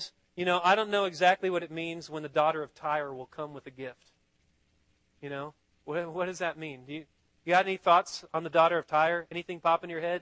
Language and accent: English; Austin, Texas, United States; I'm from Austin